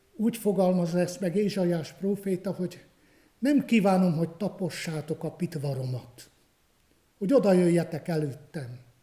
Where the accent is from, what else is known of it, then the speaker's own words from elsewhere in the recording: Romania; moved away as an adult; also born or lived in Cluj-Napoca, Romania; ahol én születtem, a Királyhágó melléki gyülekezetekben